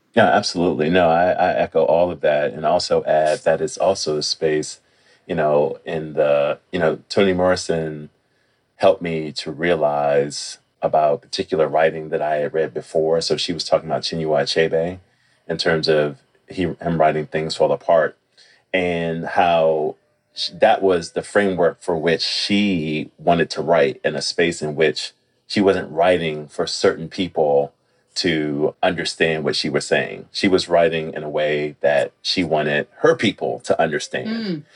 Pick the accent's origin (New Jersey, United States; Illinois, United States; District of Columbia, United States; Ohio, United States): District of Columbia, United States; Washington; born or raised there